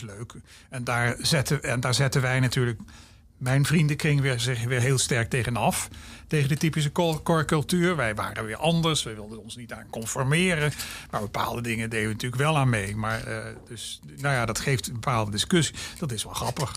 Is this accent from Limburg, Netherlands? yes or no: yes; Maastricht, Limburg, Netherlands; moved away as an adult; also born or lived in Groningen; Ik kom ook uit Maastricht